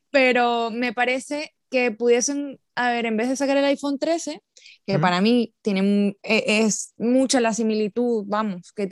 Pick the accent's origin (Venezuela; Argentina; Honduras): Venezuela